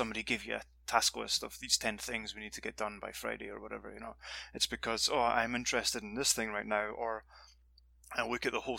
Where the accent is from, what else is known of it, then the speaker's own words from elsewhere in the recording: Dundee, Scotland, United Kingdom; moved away as an adult; back in my hometown in Scotland, Dundee